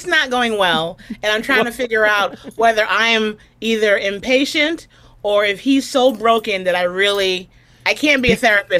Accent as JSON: {"language": "English", "town": "New York City", "region": "New York", "country": "United States", "tie": "born or raised there", "said": "I'm in the home that I grew up in the Bronx."}